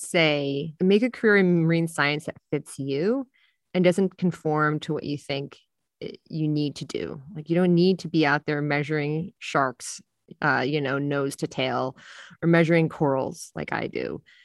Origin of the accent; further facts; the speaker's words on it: Jersey Shore, New Jersey, United States; I'm a beach lifeguard in my hometown on the Jersey Shore